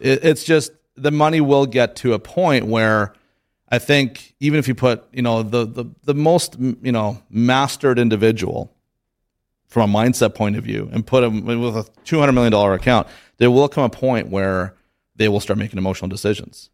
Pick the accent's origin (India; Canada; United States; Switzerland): Canada; I'm from Canada